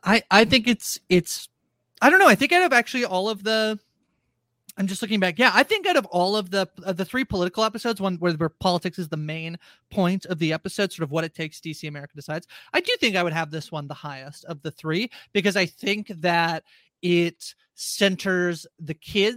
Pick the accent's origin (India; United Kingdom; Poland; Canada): Canada; I am also Canadian.